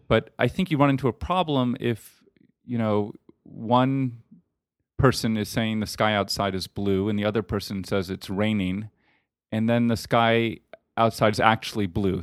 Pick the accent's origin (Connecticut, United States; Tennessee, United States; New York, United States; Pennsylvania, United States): New York, United States; New York City; moved away as an adult; also born or lived in Los Angeles, California; now in Austin, United States; I grew up in New York City, um, uh, on the Upper West Side of Manhattan